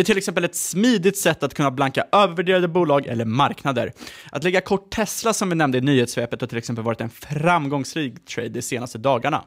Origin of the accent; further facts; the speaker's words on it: Sweden; som svensk